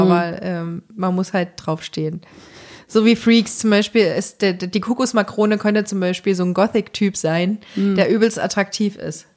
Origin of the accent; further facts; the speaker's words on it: Thuringia, Germany; moved away; in der Kleinstadt, in der ich aufgewachsen bin in Thüringen